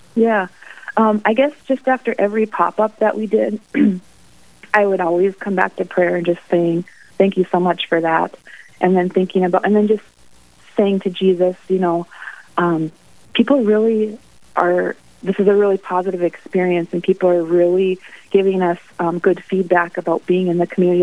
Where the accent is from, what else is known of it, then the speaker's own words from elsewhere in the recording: Mandan, North Dakota, United States; now in Bismarck, United States; I grew up in Mandan